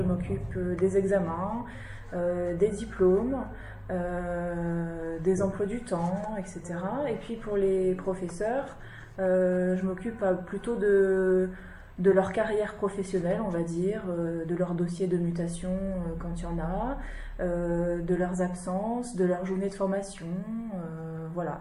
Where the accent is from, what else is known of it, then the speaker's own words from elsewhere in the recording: Lille, Hauts-de-France, France; je suis originaire de Lille, dans le nord.